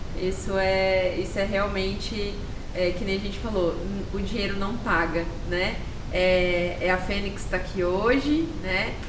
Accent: Campo Grande, Mato Grosso do Sul, Brazil; Eu, como campo-grandense, como sou mato-grossense

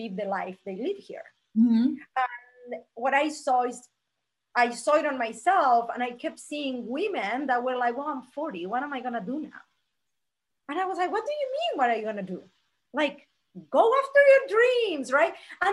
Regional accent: Argentina; moved away as an adult; now in Las Vegas, United States; I'm originally from Argentina

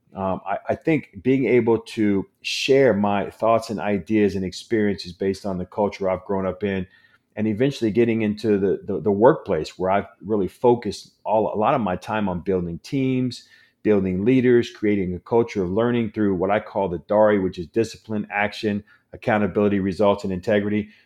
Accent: San Diego, California, United States; I'm born and raised in San Diego.

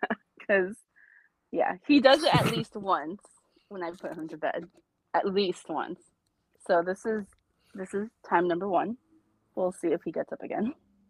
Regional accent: Los Angeles, California, United States; originally I lived in Highland Park. HLP. Half a second, yes. And then we moved to Eagle Rock when I was two.

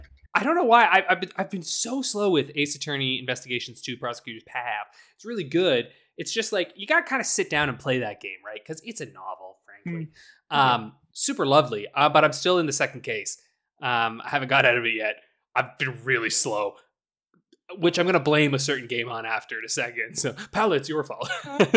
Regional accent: Canada; I'm from Canada.

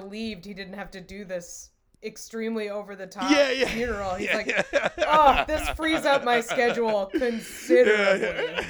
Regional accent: Rhode Island, United States; moved away; I'm from Rhode Island

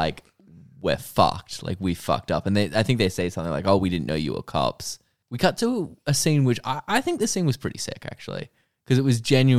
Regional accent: Ireland; I'm Irish.

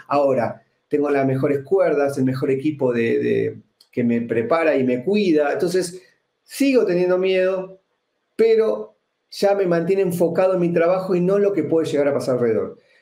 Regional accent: Argentina; accent: Argentine; moved away as an adult; now in Guatemala City, Guatemala; Soy argentino y hace exactamente dos años vivo en la ciudad de Guatemala.

